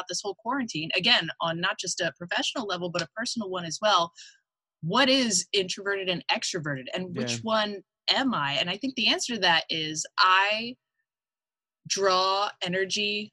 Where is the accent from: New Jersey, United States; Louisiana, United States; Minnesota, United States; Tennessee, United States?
New Jersey, United States; I grew up in South Jersey